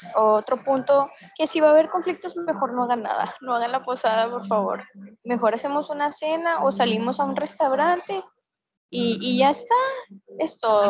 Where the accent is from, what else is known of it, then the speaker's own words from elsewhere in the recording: Mexico; Somos mexicanos